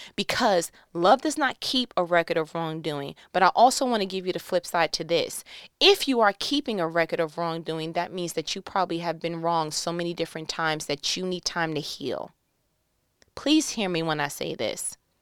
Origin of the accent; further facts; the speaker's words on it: New York, United States; I'm from New York